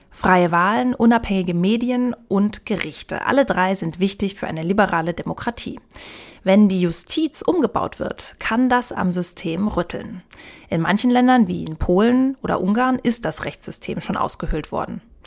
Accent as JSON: {"language": "German", "country": "Germany", "said": "bei uns in Deutschland"}